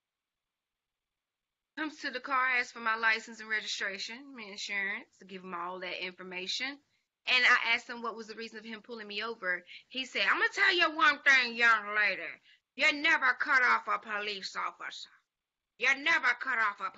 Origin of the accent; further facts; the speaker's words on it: Dublin, Georgia, United States; I was just going back to Savannah State from Dublin. That's where we're from Dublin, Georgia.